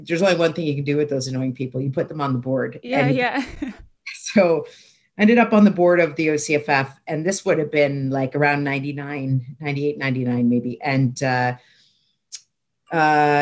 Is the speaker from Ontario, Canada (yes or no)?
yes; Toronto, Ontario, Canada; I grew up in Toronto.